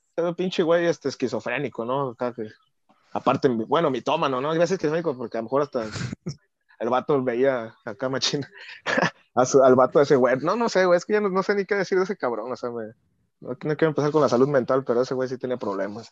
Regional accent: Tepic, Nayarit, Mexico; yo siempre he dicho soy de Tepic

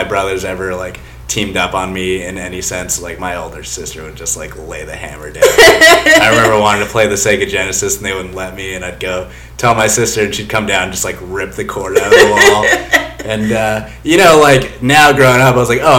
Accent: California, United States; now in Idaho, United States; I'm just Californian

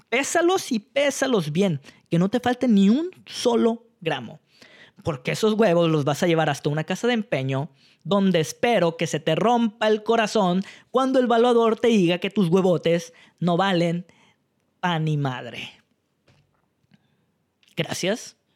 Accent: Mexico; sacan lo peor o lo mejor de nosotros como mexicanos.

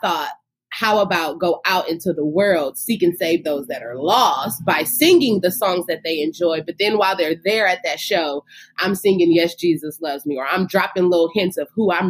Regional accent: Inglewood, California, United States; I, as a little girl growing up in Inglewood, California

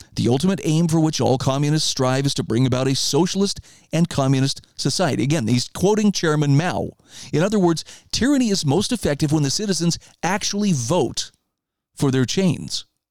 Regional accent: Idaho, United States; my home state of Idaho

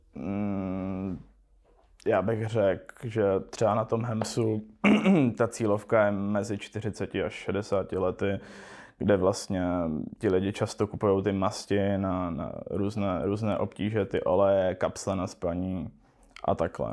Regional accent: Český Těšín, Moravian-Silesian Region, Czechia; narodil jsem se v Českém Těšíně

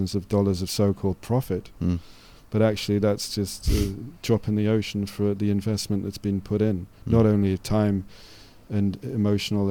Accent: North East England, United Kingdom; I was brought up in Northeast England

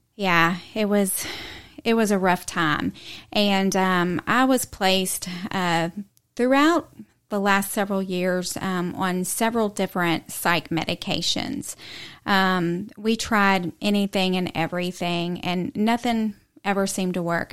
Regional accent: Houston, Texas, United States; moved away as an adult; now in East Tennessee, United States; I grew up in Texas, um, from the Houston area

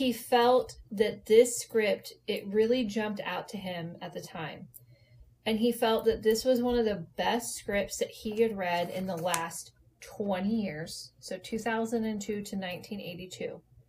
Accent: New Orleans, Louisiana, United States; Oh my God, I'm from New Orleans.

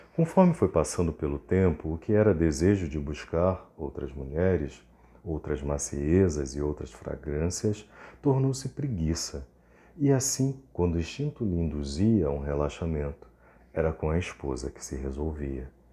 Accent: Rio de Janeiro, Brazil; Eu sou do Rio, da Zona Oeste do Rio de Campo Grande

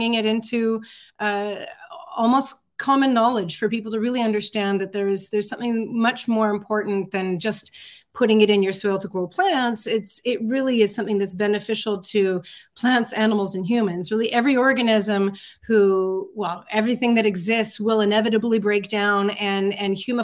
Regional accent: Vancouver Island, British Columbia, Canada; I grew up on Vancouver Island

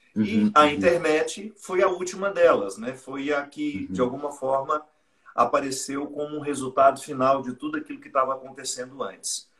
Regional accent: Minas Gerais, Brazil; now in Taubaté, Brazil; Sou mineiro, né? Mas moro no Vale do Paraíba há muitos anos.

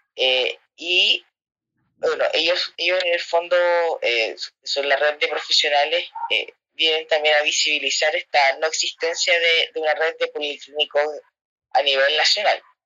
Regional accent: Santiago, Santiago Metropolitan Region, Chile; yo soy eh, de Mons, Santiago

